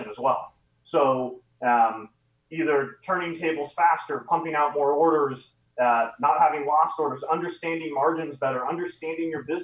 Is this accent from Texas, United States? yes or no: no; San Francisco, California, United States; I live in San Francisco, I'm from San Francisco